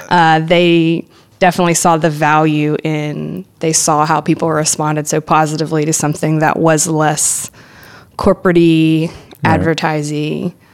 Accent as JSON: {"language": "English", "town": "Hattiesburg", "region": "Mississippi", "country": "United States", "tie": "born or raised there", "moved": "as an adult", "lives_now": "Memphis, United States", "said": "I grew up in South Mississippi, mostly in Hattiesburg or the Hattiesburg area, and I wanted to go to a bigger city. Hattiesburg is not like some tiny town or anything, but it is a smaller college town"}